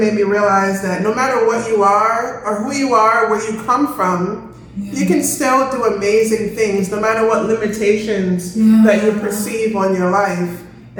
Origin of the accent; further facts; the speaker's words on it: Kingston, Jamaica; So, you know, I'm from Kingston, Jamaica, the heart of the ghetto.